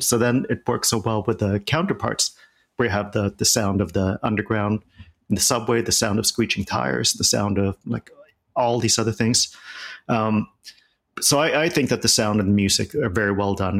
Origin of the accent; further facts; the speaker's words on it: Sweden; moved away; growing up in Sweden